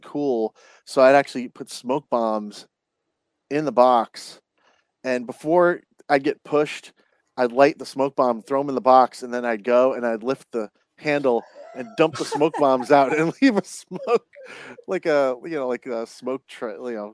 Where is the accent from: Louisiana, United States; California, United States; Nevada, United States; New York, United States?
New York, United States; Long Island; I grew up in Long Island